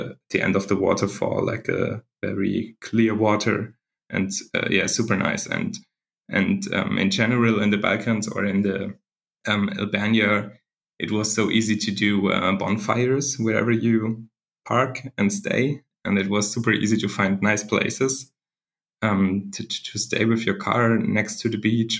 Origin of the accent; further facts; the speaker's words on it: Germany; I'm from Germany